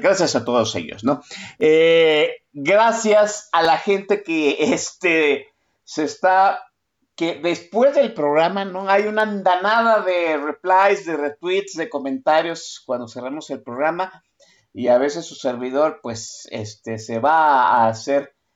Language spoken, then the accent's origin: Spanish; Guadalajara, Jalisco, Mexico; yo 100% tapatío, y en la, en la zona conurbada de Guadalajara